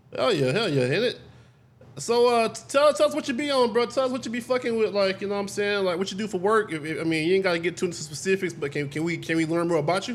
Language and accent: English; United States; I'm actually from America.